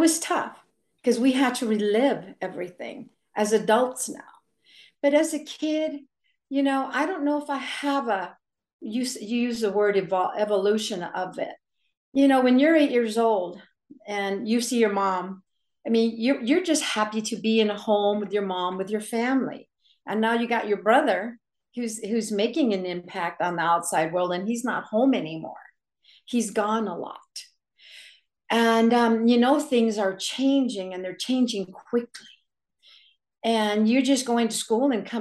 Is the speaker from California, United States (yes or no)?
yes; the Valley, California, United States; when we grew up in the Valley